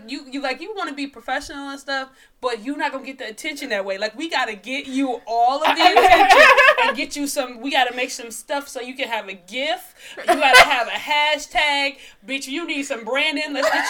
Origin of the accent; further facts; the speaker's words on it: Detroit, Michigan, United States; I'm from Detroit.